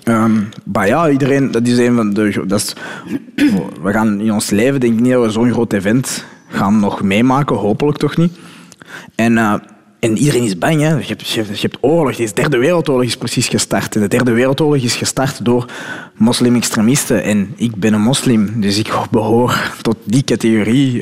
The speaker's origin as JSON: {"language": "Dutch", "country": "Belgium", "also_born_or_lived": "Morocco (ancestry)", "said": "ik ben gewoon een Belg zoals iedereen."}